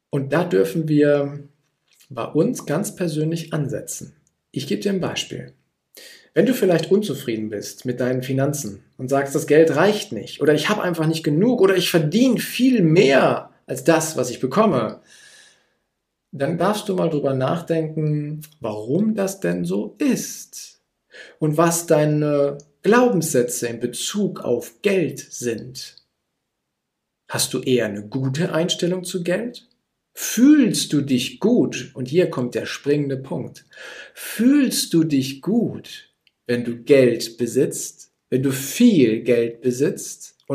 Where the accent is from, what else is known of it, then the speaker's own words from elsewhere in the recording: Gütersloh, North Rhine-Westphalia, Germany; Ich komme jetzt aus Gütersloh. Gütersloh liegt in Ostwestfalen und die Ostwestfalen sind eher zurückhaltend